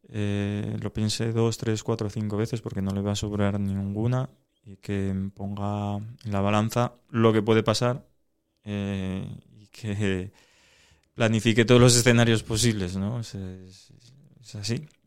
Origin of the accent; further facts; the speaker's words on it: Asturias, Spain; porque somos casi todos asturianos